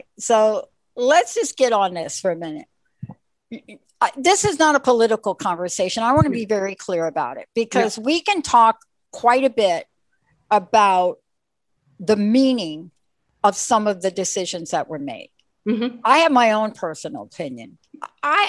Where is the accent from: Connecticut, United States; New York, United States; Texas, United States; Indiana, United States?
New York, United States; I grew up in New York